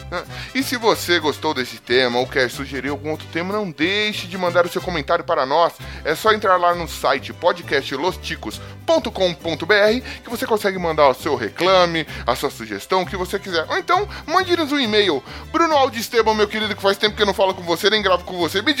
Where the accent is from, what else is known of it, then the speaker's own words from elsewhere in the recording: São Paulo, Brazil; Aqui, mano, é só desgaste, é só terrão e gente feia, velho aqui Itaquera City. Eu sou de Itaquera City, né?